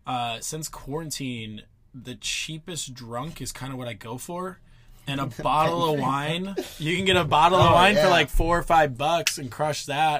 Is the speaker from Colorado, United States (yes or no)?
no; Cleveland, Ohio, United States; moved away as an adult; also born or lived in Pennsylvania / Michigan; now in San Diego, United States; I'm from all around, essentially. I grew up in Cleveland, went to school in Pennsylvania, but then also went to school in Michigan